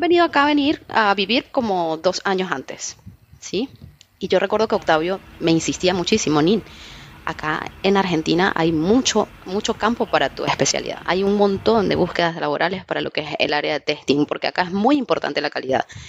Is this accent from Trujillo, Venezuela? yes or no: yes; Trujillo, Venezuela; yo soy una chica venezolana que creció en Trujillo